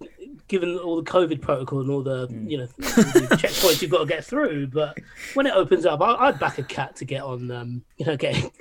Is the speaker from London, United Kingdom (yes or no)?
yes; London, United Kingdom; I say that as a Londoner